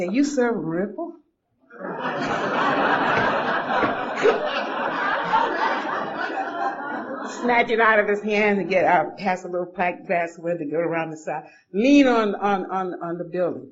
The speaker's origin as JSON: {"language": "English", "town": "Atlanta", "region": "Georgia", "country": "United States", "tie": "born or raised there", "also_born_or_lived": "Boston, Massachusetts", "moved": "as an adult", "lives_now": "Los Angeles, United States", "said": "I grew up in Atlanta. I was born at Grady Hospital in Atlanta, Georgia"}